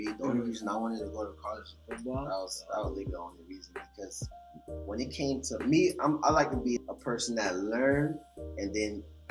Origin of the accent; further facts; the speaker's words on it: Bahamas; moved away; I was born in Bahamas to Haitian parents